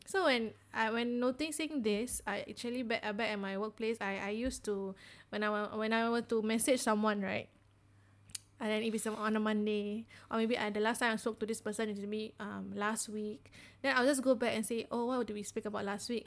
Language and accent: English; Singapore; as Singaporean designers, we tend to have very high context communication